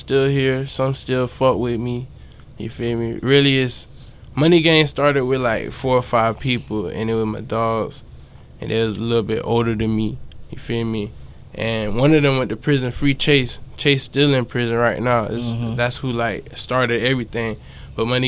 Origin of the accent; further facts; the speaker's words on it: Shallowside, Broward County, Florida, United States; also born or lived in North Lauderdale, Florida; I'm from Shallowside.